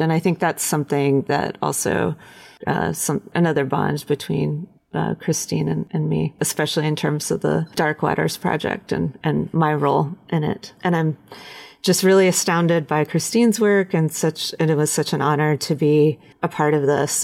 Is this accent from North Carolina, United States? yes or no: yes; Western North Carolina, United States; I grew up in Western North Carolina in a little town surrounded by the Blue Ridge Mountains